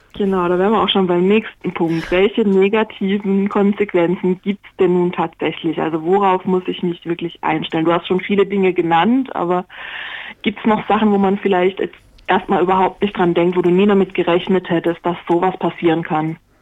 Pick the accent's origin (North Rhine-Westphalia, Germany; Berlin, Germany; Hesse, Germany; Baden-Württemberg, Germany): Baden-Württemberg, Germany; moved away; also born or lived in Swabia; Also ich bin eigentlich Badenerin und wohne aber schon lange im Schwabenland